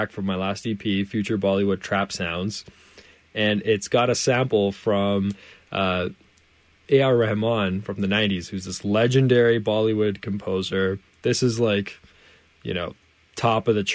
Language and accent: English; Canada; I'm from Canada, of course. And so for me, Canada is home.